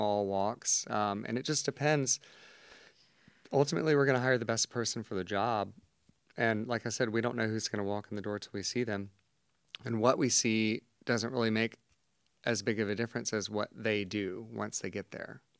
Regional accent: Savannah, Georgia, United States; now in Atlanta, United States; I grew up in Savannah, it's a beautiful city

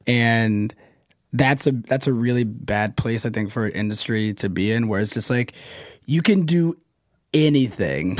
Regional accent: the South, United States; I'm from the South

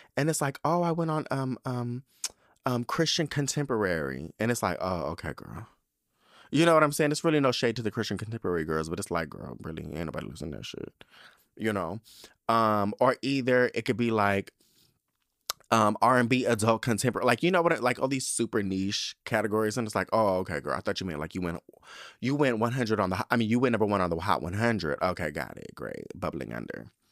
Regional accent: Spring Valley, California, United States; also born or lived in Southeast San Diego, California; I wanna say six, we moved to Spring Valley

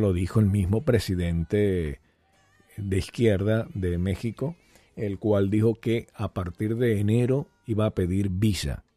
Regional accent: Venezuela; moved away; muchos venezolanos que salimos por supuesto, de Venezuela y añoramos algún día regresar

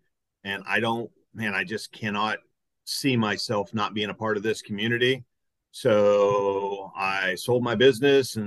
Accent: Akron, Ohio, United States; from Akron, Ohio, pretty much born and raised within 30 miles of the same spot

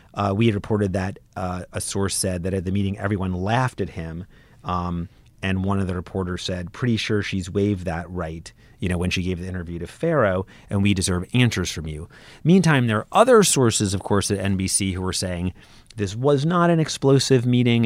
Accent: New York City, New York, United States; I'm from Brooklyn

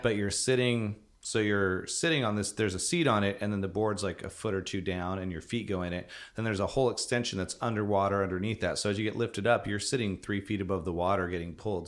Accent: Vancouver, Washington, United States; I grew up in Portland area. Vancouver, Washington

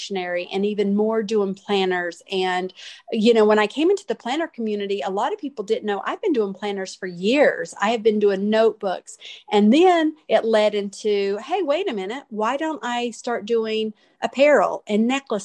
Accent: Hickory, North Carolina, United States; I'm from Hickory, North Carolina.

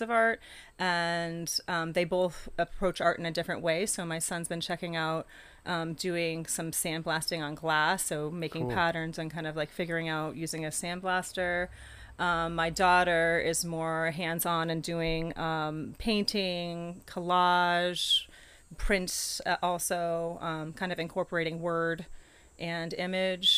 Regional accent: Rye, New Hampshire, United States; moved away as an adult; also born or lived in Florida; now in Pocasset, Massachusetts, United States; I grew up in Rye, New Hampshire

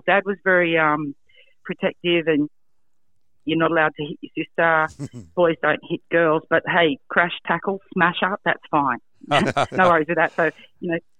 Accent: Strathfield, New South Wales, Australia; I grew up in Strathfield

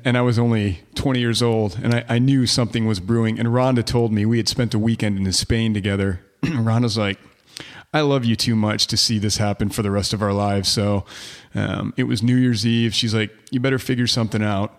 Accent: Detroit, Michigan, United States; also born or lived in Plymouth, Michigan / Canton, Michigan / Upper Peninsula, Michigan; I grew up in Detroit, um, uh, in, uh, well, in the city at first, and then it moved to, to the suburbs, you know, Plymouth, Canton, outside of Ann Arbor

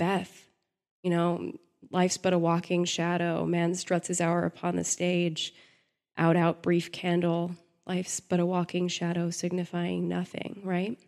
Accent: Texas, United States; I grew up in Texas

